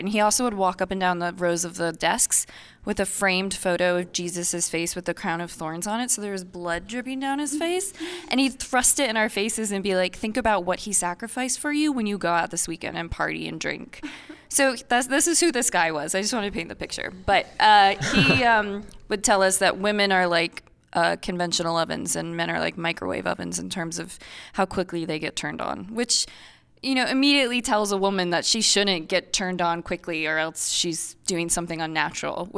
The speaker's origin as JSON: {"language": "English", "region": "Iowa", "country": "United States", "tie": "born or raised there", "said": "I grew up Catholic in Iowa and went to Catholic school"}